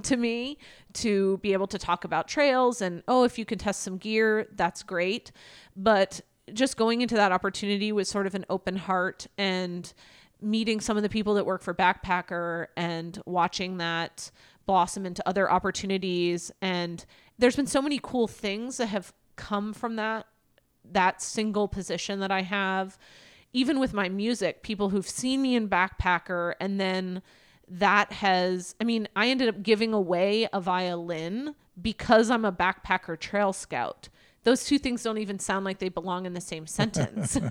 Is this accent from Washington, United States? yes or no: yes; Everett, Washington, United States; I am from Everett, Washington.